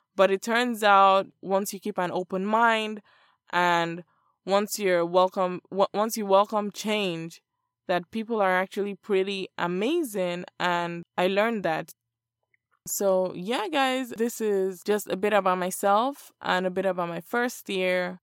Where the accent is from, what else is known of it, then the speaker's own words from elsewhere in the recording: Lagos, Nigeria; moved away as an adult; now in Miami, United States; I was born and raised in Lagos, Nigeria.